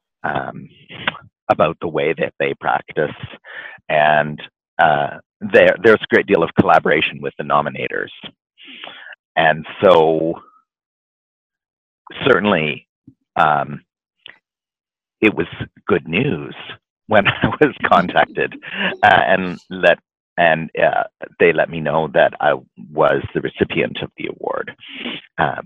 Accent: Vancouver, British Columbia, Canada; here in my hometown

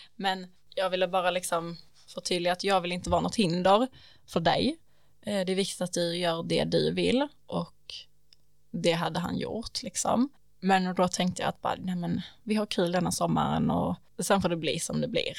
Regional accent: Vinslöv, Skåne, Sweden; moved away; jag är ju från Vinslöv

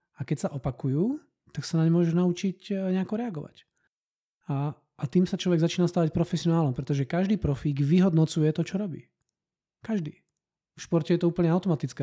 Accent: Banská Bystrica, Banská Bystrica Region, Slovakia; moved away as an adult; now in Brno, Czech Republic; síce som rodinný Brňák, ale vyrástal som na Slovensku Banskej Bystrici

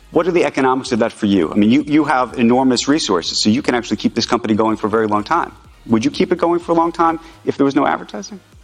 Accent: United States; I'm an American Jew

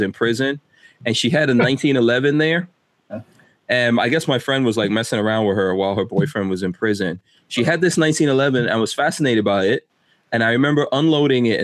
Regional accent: New York City, New York, United States; moved away; I grew up in New York City in the crack 80s.

